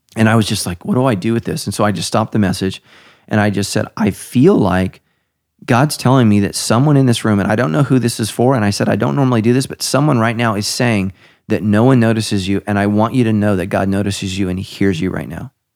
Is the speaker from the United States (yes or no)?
yes; United States; I'm an American